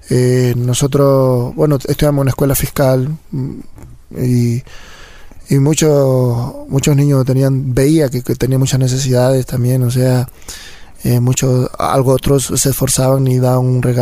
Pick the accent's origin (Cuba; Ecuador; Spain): Ecuador; La Crespa, Manabí; also born or lived in Chone / Flavio Alfaro; yo nací en Chone, en la provincia de Manabí, pero... 100% Manaba, como dicen. 100%, eso sí. este, y, pero de ahí me crié en un pueblito que se llama La Crespa.